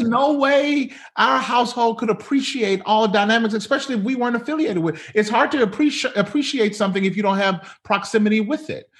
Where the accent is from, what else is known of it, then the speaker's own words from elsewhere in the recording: Mississippi, United States; moved away as an adult; also born or lived in Pearl, Mississippi; now in Monrovia, United States; born and raised in Mississippi